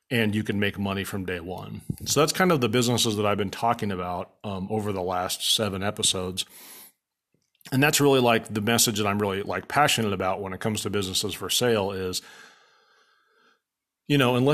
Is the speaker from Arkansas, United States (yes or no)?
no; Papillion, Nebraska, United States; So where I grew up in Papillion, Nebraska, there was a guy who owned a barbershop downtown